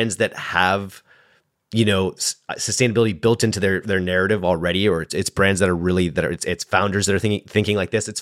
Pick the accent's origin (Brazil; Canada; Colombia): Canada; I am Canadian